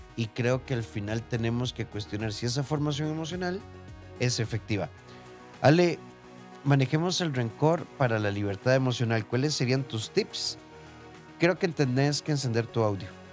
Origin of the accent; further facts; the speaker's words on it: Costa Rica; de Costa Rica